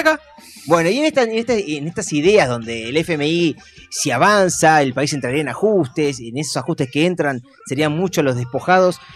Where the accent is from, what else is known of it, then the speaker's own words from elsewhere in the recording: Buenos Aires, Argentina; nosotros como porteños